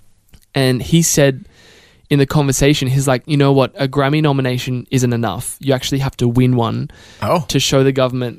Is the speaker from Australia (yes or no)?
yes; Australia; And I think I am so grateful for being Australian because we're so unassuming in general and very down to earth.